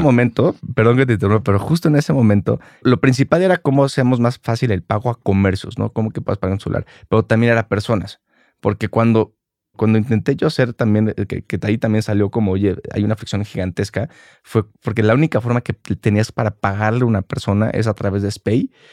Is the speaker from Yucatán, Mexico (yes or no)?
no; Mexico City, Mexico; Yo crecí aquí en la Ciudad de México